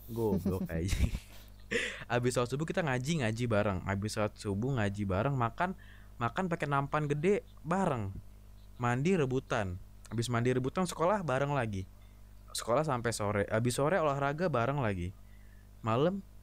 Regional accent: Jakarta, Indonesia; also born or lived in Kuningan; gue kan asli Jakarta ya Jakarta kuningan itu kira-kira 290 kilo nah gue sedih itu gue sedih jauh dari keluarga gue

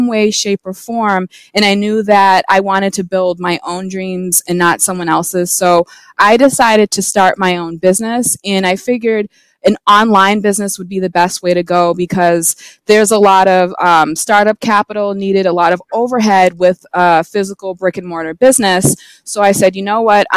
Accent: Massachusetts, United States; So I'm from Massachusetts. I've lived here my entire life.

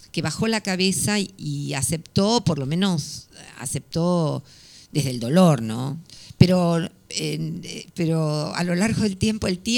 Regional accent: Buenos Aires, Argentina; baila tan bien como cualquier porteño o porteña o bonaerense, mm. como, en mi caso.

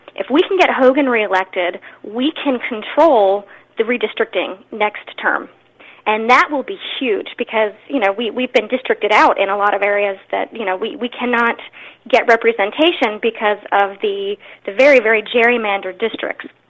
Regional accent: Pasadena, Maryland, United States; I'm from Pasadena. We have a really strong conservative base here

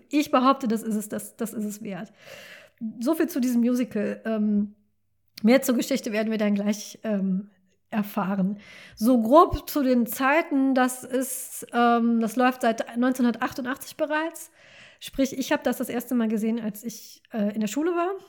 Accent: North Rhine-Westphalia, Germany; ich komme zwar nicht aus dem Ruhrgebiet, aber ich komme vom Niederrhein und der Niederrhein ist sehr Ruhrgebiet geprägt. Auch der Dialekt ist so ein bisschen ähnlich.

